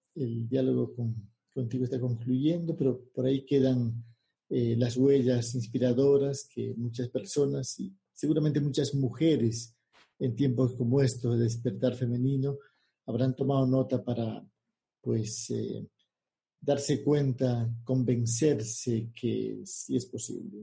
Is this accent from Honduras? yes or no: no; Bolivia; yo nací en Bolivia